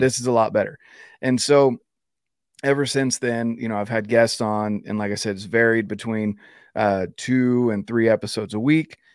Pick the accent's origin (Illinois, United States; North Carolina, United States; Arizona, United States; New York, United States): North Carolina, United States; Fayetteville; I was raised in North Carolina